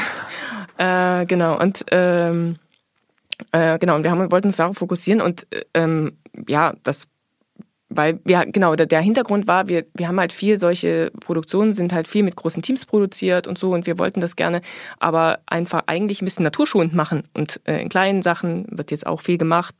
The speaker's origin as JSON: {"language": "German", "town": "Erfurt", "region": "Thuringia", "country": "Germany", "tie": "born or raised there", "said": "ich bin geboren in der DDR, äh, in Erfurt"}